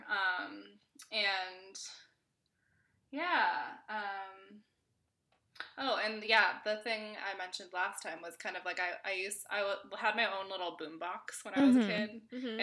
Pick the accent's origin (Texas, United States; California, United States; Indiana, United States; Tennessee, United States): California, United States; Berkeley; I grew up in Berkeley, California